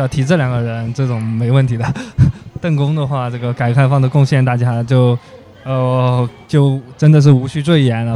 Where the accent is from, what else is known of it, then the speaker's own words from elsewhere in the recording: Sichuan, China; now in Hangzhou, China; 我们在的那个四川的十八线小县城